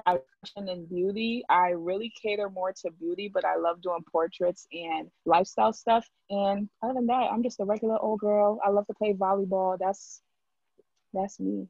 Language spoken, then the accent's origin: English; Jamaica; now in Hartford, United States; I come from the Hartford area, but I'm originally from Jamaica